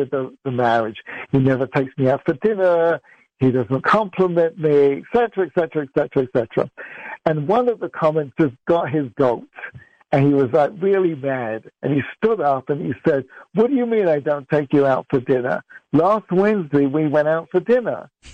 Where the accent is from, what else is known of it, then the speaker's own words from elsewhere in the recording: England, United Kingdom; also born or lived in Middle East; now in United States; I grew up in England, I've lived in America for 30 years, and I lived in the Middle East for 9 years.